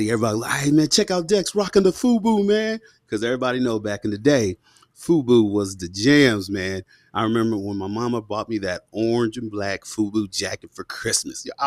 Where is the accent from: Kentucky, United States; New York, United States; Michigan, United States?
Kentucky, United States; Fort Knox; born there; So you know, I was born in Fort Knox, Kentucky, 1984, and my dad, both my mom and dad, are from Mississippi in the Mississippi Delta, in uh, Bolivar County.